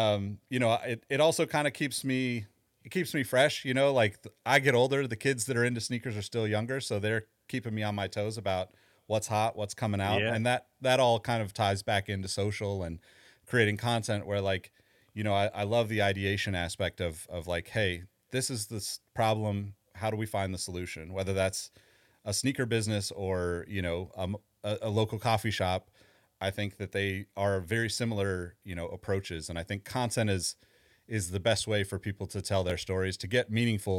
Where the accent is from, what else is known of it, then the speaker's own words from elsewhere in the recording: California, United States; You know, I'm from California. I'm kind of one of those diehard California people that's likely never leaving.